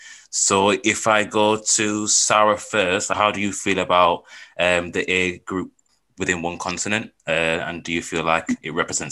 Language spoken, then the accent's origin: English; St. Kitts & Nevis; now in Leeds, United Kingdom; I'm a Saint-Kitts native living in Leeds.